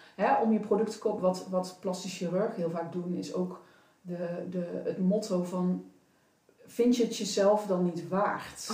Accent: North Brabant, Netherlands; Ik kom uit Brabant

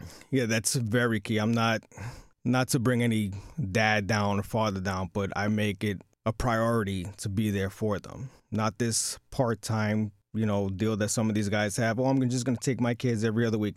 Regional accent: New York City, New York, United States; born and bred in New York City

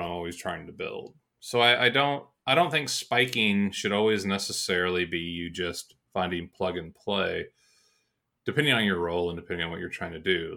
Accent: Georgia, United States; moved away; I'm from Georgia

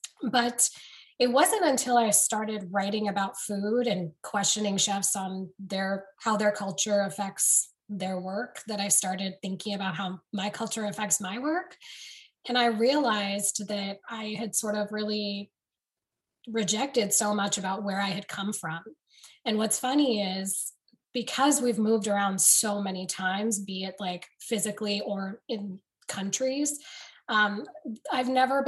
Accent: United States; well, I grew up in America, so I don't understand what you guys want from me or what you're talking about.

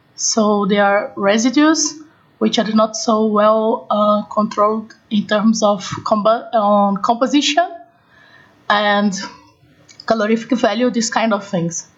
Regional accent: Brazil; I'm from Brazil

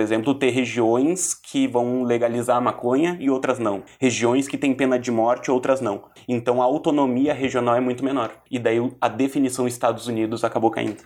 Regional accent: Brazil; Eu sou da nação brasileira porque eu tenho uma identidade enquanto brasileiro, a minha cultura é brasileira

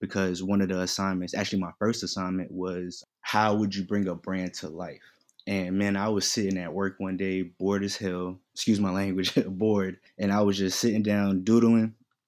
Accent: Queens, New York, United States; also born or lived in North Carolina; I'm originally from Queens, New York. You know what I mean? Moved down here. My pops moved us down here. So we've been back and forth between North Carolina and New York.

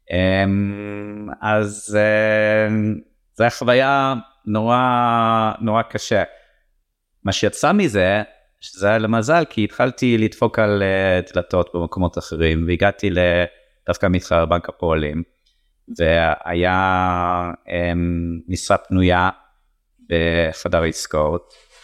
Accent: England, United Kingdom; Hebrew is a second language; now in Israel; איזה מזל שעליתי ארצה, איזה מזל שגדלתי את הילדים פה, אה, במיוחד שאני רואה את החברים אה, שגדלתי איתם באנגליה

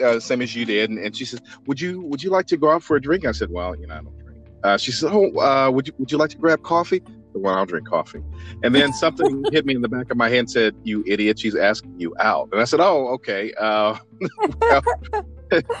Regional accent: Midwest, United States; moved away; I'm originally from the Midwest

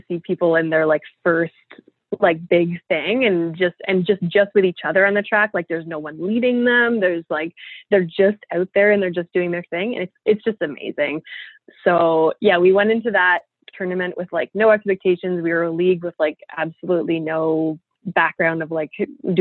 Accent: Ottawa, Ontario, Canada; we're from Ottawa, so we also speak French.

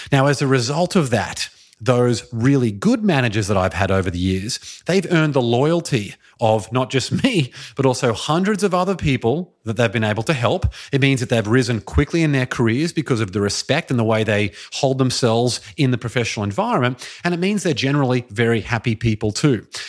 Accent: Brisbane, Queensland, Australia; moved away as an adult; Brisbane, Australia, which is my hometown where I grew up and lived for the first twenty-eight years of my life

